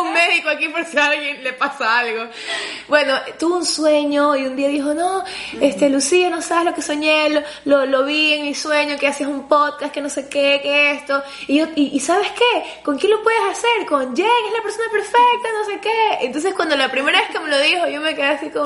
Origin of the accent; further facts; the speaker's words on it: Ecuador; yo soy ecuatoriana